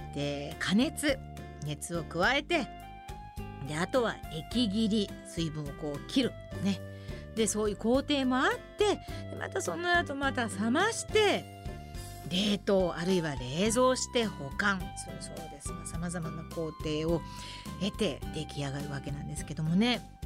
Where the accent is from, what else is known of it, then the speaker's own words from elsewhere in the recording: Tokai, Japan; 私もあの子供の頃から東海出身ですから